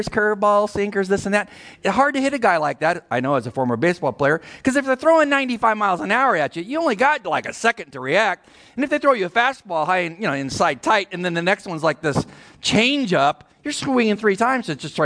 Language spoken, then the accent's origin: English; California, United States; moved away as an adult; I'm from California